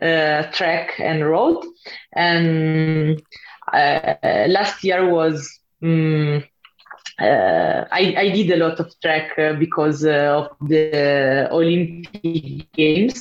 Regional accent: Italy; English is a second language; in my hometown, there is a lot of snow

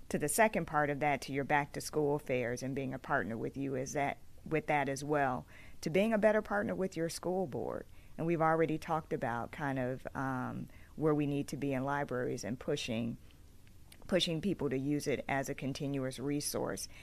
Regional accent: Bellwood, Illinois, United States; I grew up in the suburbs. I grew up in Bellwood

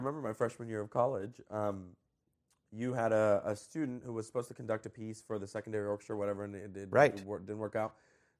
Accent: New Jersey, United States; also born or lived in Colombia; I was actually born in South America. I was born in Colombia. Cool. And when I was two, I immigrated to the U.S. I moved to Jersey.

